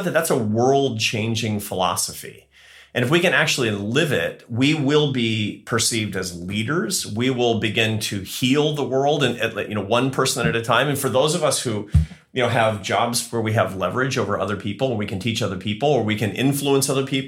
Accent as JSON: {"language": "English", "country": "United States", "said": "I'm American"}